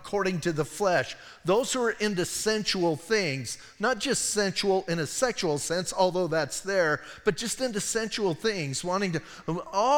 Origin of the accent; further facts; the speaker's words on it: Bisbee, Arizona, United States; I'm from Bisbee